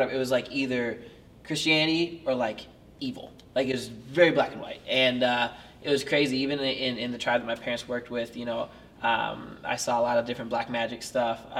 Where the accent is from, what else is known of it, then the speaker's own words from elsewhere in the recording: Papua New Guinea; growing up in Papua New Guinea, uh, the spiritual world and warfare out there is unreal.